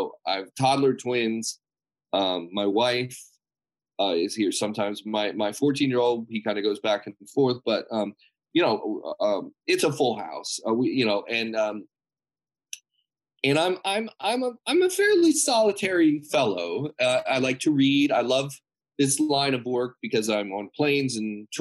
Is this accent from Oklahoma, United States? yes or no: no; San Marino, California, United States; We grew up together in San Marino, California.